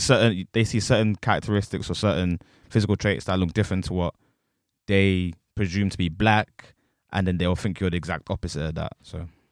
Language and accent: English; Essex, East of England, United Kingdom; I say I'm from Essex